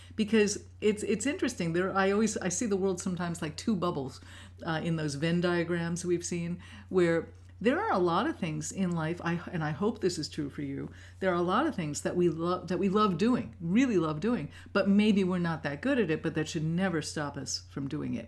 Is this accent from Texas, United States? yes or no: no; New York City, New York, United States; moved away; I grew up in New York City, in Manhattan